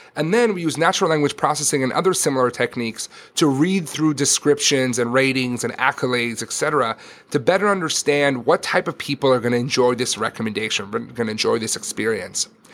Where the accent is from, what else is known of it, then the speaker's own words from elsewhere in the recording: Israel; moved away; I grew up in Israel